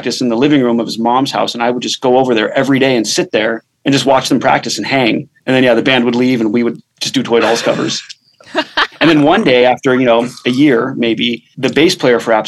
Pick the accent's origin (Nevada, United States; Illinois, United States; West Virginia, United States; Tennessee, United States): Nevada, United States; Las Vegas; I've been here my whole life